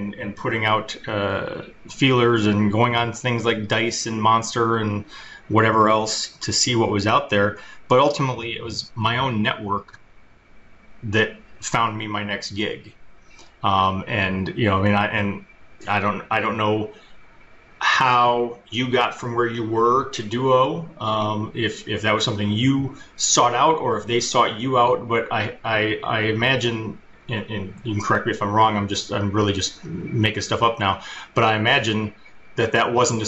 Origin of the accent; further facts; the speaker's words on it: Detroit, Michigan, United States; I'm from Detroit